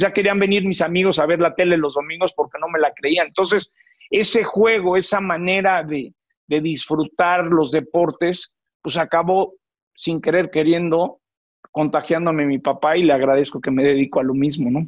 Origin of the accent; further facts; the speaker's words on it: Mexico City, Mexico; Yo nací en el Hospital Santa Teresita, aquí en la Ciudad de México